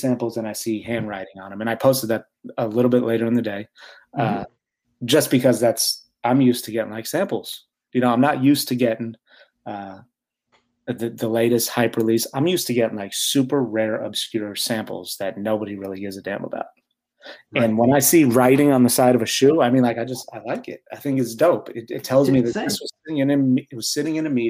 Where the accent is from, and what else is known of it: United States; also born or lived in Great Britain